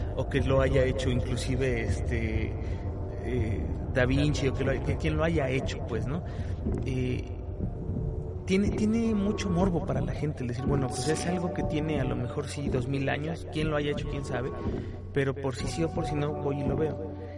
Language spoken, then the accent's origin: Spanish; Mexico; como mexicano